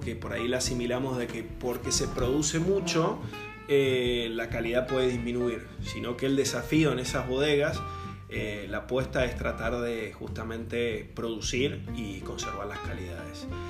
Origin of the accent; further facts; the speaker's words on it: Mendoza, Argentina; moved away as an adult; also born or lived in Australia; now in Baja California, Mexico; yo soy originario de Mendoza, Argentina